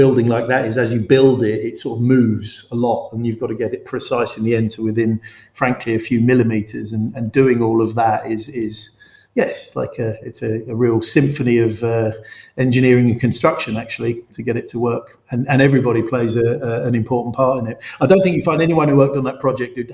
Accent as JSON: {"language": "English", "region": "London", "country": "United Kingdom", "tie": "born or raised there", "said": "I grew up in West London."}